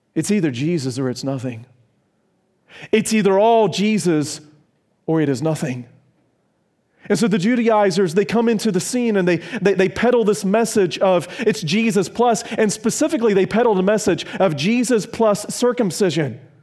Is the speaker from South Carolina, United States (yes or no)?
yes; South Carolina, United States; also born or lived in Virginia; I'm from South Carolina and Virginia.